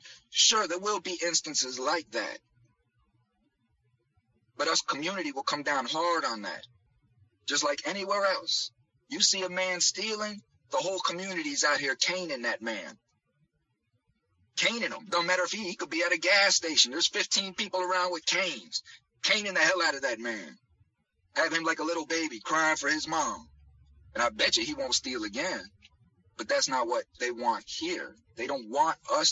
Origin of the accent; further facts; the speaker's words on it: United States; us American citizens